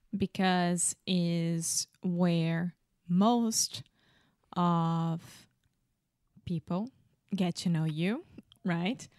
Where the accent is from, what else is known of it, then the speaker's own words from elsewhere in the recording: Rio de Janeiro, Brazil; English is a second language; I'm from Brazil. I'm from Rio de Janeiro